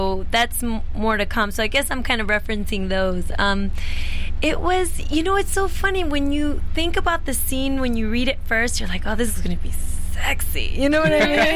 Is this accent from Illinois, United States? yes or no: yes; Chicago, Illinois, United States; I grew up in Chicago